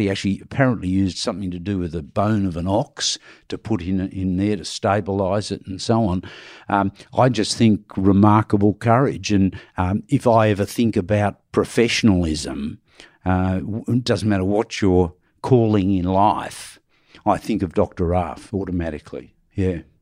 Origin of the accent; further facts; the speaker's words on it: Australia; we as Australians